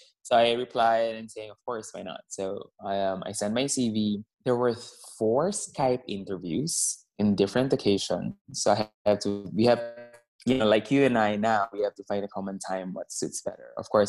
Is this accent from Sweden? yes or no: yes; Stockholm, Stockholm County, Sweden; So, hi, I'm from Stockholm. So, it's winter here now.